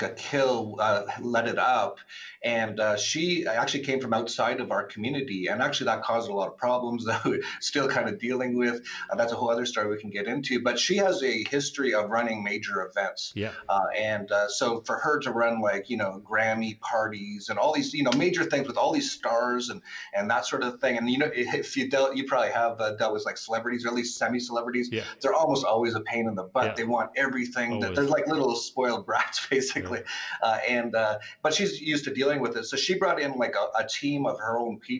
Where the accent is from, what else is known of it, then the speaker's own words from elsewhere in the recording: Vancouver, British Columbia, Canada; moved away; also born or lived in Acapulco; In Canada, and I'm from Vancouver. I grew up and I used to go to the clubs when I was like 20 years old in Vancouver.